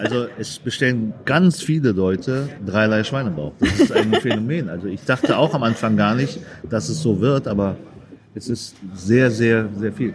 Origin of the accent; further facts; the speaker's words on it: Germany; also born or lived in Vietnam; Ich bin zwar in Deutschland aufgewachsen, ich bin mit fünf Jahren hierher gekommen